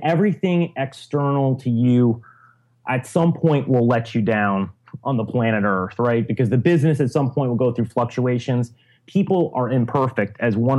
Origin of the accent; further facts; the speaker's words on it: Chicago, Illinois, United States; moved away as an adult; also born or lived in Syracuse / Silicon Valley; I'm originally from Chicago.